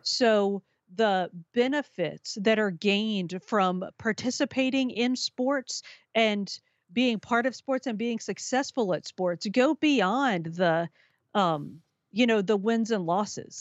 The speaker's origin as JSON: {"language": "English", "region": "Minnesota", "country": "United States", "said": "in my home state of Minnesota"}